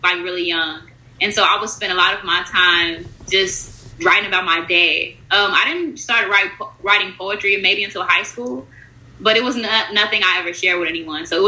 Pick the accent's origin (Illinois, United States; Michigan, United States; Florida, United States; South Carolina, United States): Illinois, United States; Blue Island; also born or lived in Evergreen Park, Illinois / Calumet Park, Illinois; we moved to Blue Island, and back in the day, it was mostly Hispanic and Blacks, majority Hispanics. Now, because I still live in Blue Island now